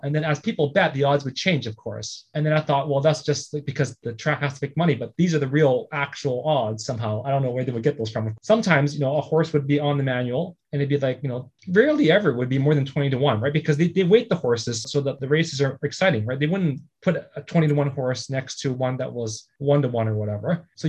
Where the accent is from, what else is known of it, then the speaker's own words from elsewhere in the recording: Vancouver, British Columbia, Canada; You know, so I grew up in Vancouver at Hastings Renfrew.